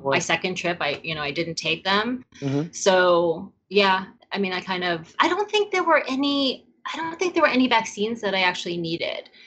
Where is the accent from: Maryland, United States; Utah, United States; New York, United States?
New York, United States; moved away as an adult; also born or lived in California; I also am a city girl. I grew up in New York. I went to, you know, high school and college in New York